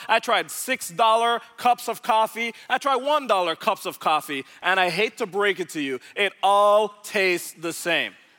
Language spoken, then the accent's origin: English; Jamaica; moved away as an adult; now in Dallas, United States; I was originally born in Jamaica, so I'm from the Caribbean, not from around these parts.